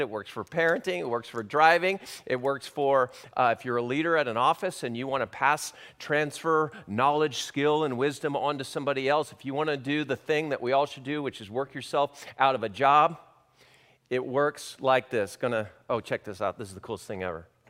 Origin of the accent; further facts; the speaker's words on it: Long Beach, California, United States; moved away as an adult; also born or lived in Santa Barbara, California / Hawaii; now in Kansas City, United States; I grew up in Long Beach, California